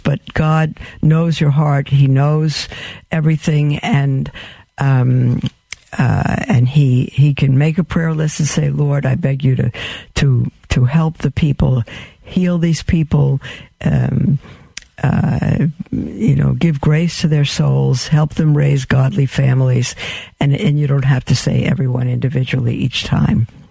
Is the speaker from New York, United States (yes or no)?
yes; New York City, New York, United States; I was born in Brooklyn.